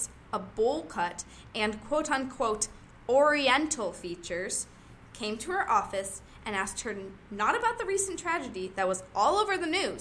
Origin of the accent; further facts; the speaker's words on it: Ohio, United States; I'm from Ohio